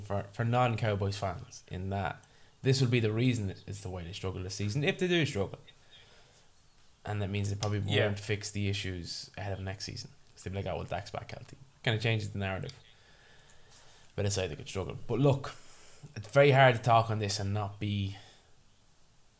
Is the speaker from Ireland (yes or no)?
yes; Ireland; we're Irish